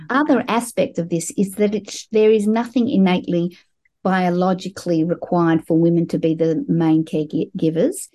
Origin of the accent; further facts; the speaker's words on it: Melbourne, Victoria, Australia; I grew up in Melbourne, Australia, as a sixth generation Australian Jewish person